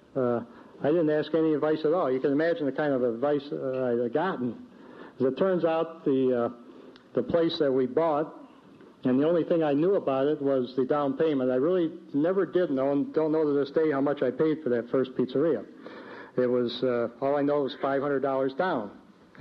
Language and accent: English; Ann Arbor, Michigan, United States; also born or lived in Jackson, Michigan; about 7 miles away from my hometown of Ann Arbor